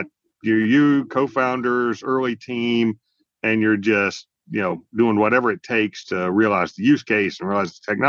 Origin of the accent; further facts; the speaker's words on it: near Eglin Air Force Base, the panhandle of Florida, United States; I grew up in the panhandle of Florida near Eglin Air Force Base